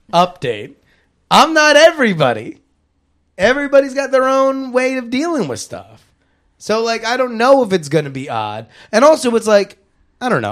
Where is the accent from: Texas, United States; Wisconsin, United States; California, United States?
Texas, United States; Fort Worth; moved away; also born or lived in Syracuse, New York; I was born in Fort Worth, Texas, and I graduated Syracuse University